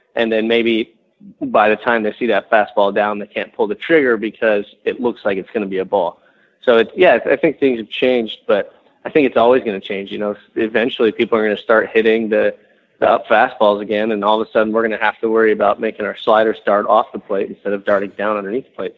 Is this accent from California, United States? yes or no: yes; San Diego, California, United States; moved away; when I was growing up, and I grew up in San Diego